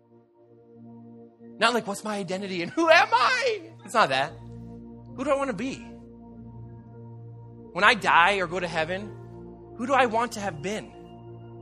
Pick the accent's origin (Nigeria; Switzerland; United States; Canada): Canada; we're Canadian